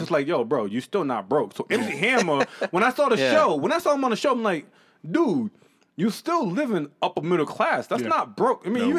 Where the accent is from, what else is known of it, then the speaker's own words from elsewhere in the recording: New England, United States; accent: New England; Listen, I'm from the Northeast, and I have a New England accent.